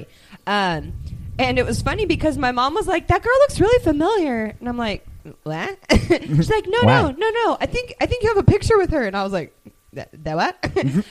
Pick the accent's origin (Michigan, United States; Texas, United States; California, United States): California, United States; Ceres; we grew up in Ceres, California